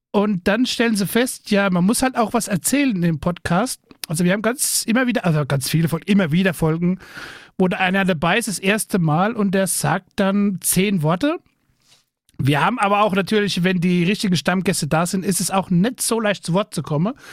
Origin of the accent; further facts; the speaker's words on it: Rhineland-Palatinate, Germany; Ja, ich komme aus dem fernen Rheinland-Pfalz.